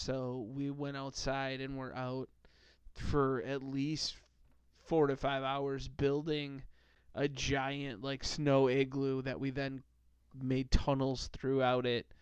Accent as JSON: {"language": "English", "region": "Midwest", "country": "United States", "tie": "born or raised there", "said": "growing up in the Midwest"}